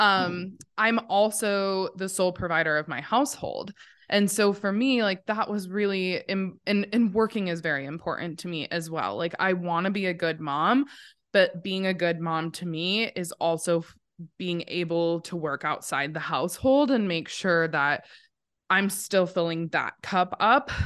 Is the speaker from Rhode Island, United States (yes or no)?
no; Montana, United States; I was born and raised here in Montana. I'm a true Montana, not a transplant.